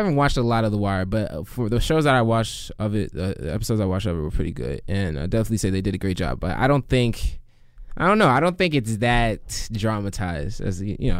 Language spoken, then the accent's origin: English; Baltimore, D.C. area, Maryland, United States; born or raised there; moved away as an adult; now in Chicago, United States